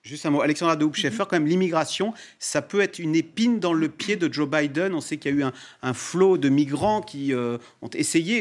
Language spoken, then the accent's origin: French; France; ici chez nous en France